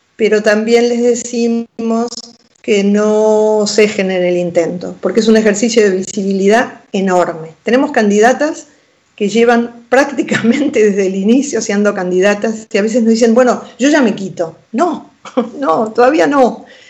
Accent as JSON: {"language": "Spanish", "country": "Argentina", "tie": "born or raised there", "also_born_or_lived": "Pinamar, Argentina", "moved": "as an adult", "lives_now": "Spain", "said": "en Argentina, mi país natal"}